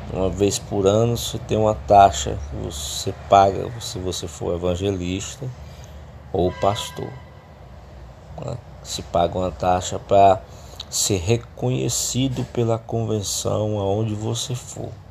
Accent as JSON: {"language": "Portuguese", "town": "Fortaleza", "region": "Ceará", "country": "Brazil", "tie": "born or raised there", "said": "eu sou natural do Ceará, sou cearense, da cidade de Fortaleza."}